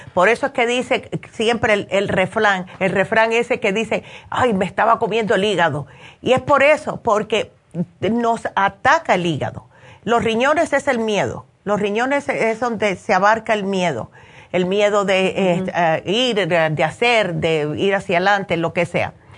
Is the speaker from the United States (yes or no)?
yes; United States; moved away; also born or lived in New Jersey; yo me crié en Nueva York y en New Jersey, que siempre llueve